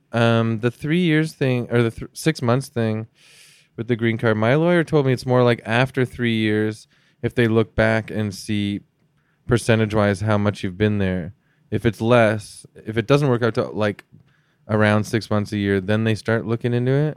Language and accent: English; Canada